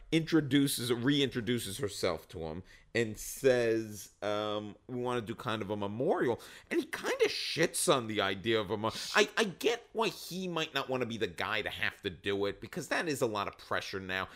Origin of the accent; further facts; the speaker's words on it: Long Island, New York, United States; I'm from Long Island